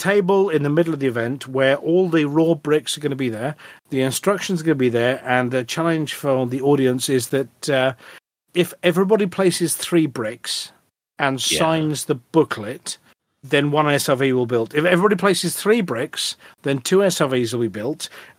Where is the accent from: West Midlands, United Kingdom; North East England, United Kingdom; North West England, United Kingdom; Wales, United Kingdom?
Wales, United Kingdom; And being Welsh, maybe sheep noises.